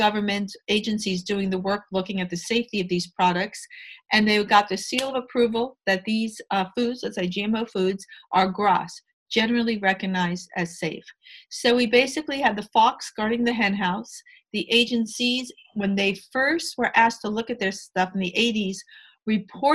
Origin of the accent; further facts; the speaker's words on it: New York, United States; I'm a New Yorker